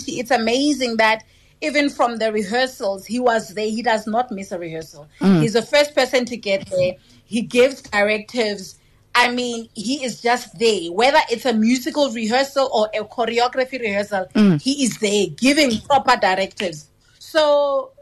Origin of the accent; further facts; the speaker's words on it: Limpopo, South Africa; we are from Limpopo or we are Venda speaking